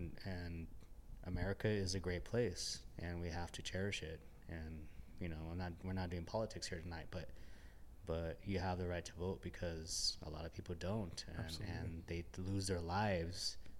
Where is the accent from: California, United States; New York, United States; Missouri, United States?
California, United States; Los Angeles; also born or lived in Austin / Kansas / South Korea / Japan; I moved here from Austin, Texas. I'm originally from Los Angeles. I lived in Kansas.